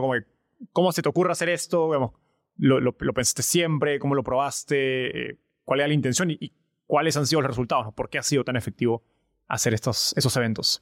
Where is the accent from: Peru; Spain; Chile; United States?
Peru; somos dos peruanos, estamos en Perú ahorita